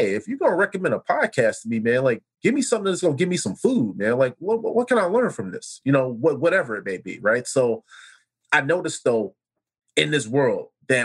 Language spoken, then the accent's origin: English; Chicago, Illinois, United States; growing up in Chicago, cookouts at my grandmother's house